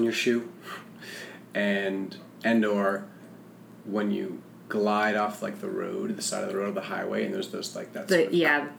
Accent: Rutland, Vermont, United States; I grew up in Vermont. I grew up in Rutland, Vermont. Small bucolic town, small bucolic state.

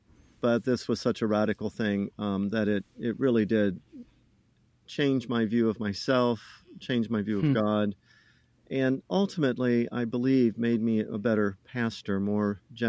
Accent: Ohio, United States; But anyway … I'm originally from Ohio.

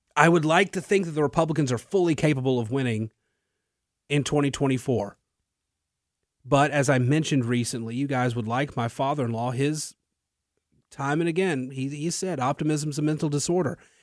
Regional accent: Natchitoches, Louisiana, United States; now in Lafayette, United States; I'm from Natchitoches

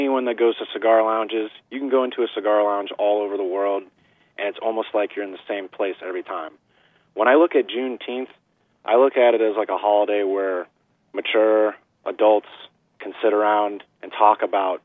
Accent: the South, United States; I'm from the South

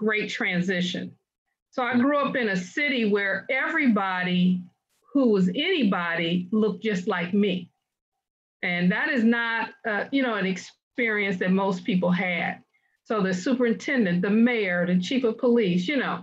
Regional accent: Detroit, Michigan, United States; also born or lived in Denver, Colorado; I was born in Denver. We ended up in Detroit and grew up there

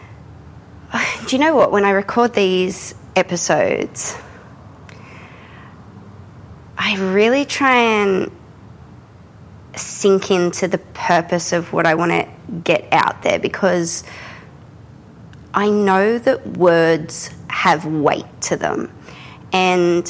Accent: Australia; I'm an Australian contemporary painter

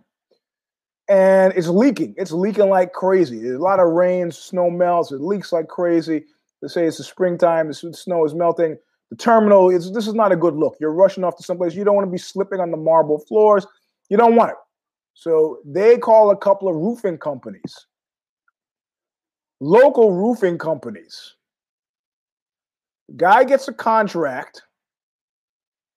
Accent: New York City, New York, United States; I was born in Queens, grew up in Ozone Park, JFK.

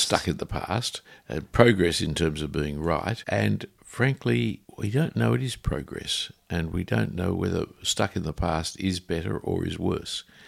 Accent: Sydney, New South Wales, Australia; I grew up around Bondi Junction with the son of a printer

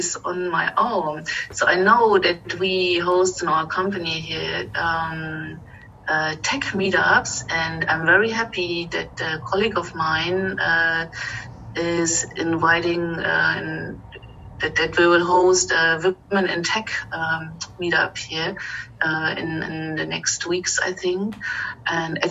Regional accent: eastern Germany, Germany; now in Berlin, Germany; I grew up in Eastern Germany behind Iron Curtain.

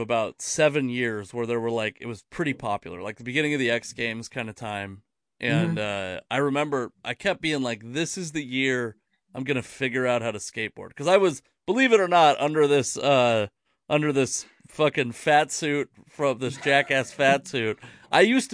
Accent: the Northwest, Pacific Northwest, United States; I'm I'm fat and from the Northwest

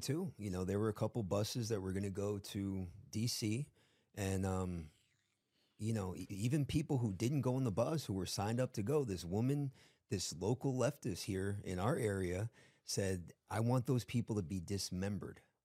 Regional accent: South Florida, United States; I grew up in South Florida

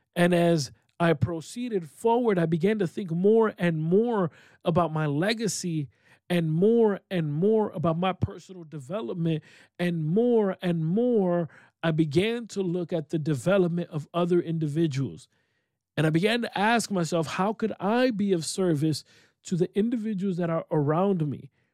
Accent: Rochester, New York, United States; I am located in upstate New York, my hometown of Rochester, New York.

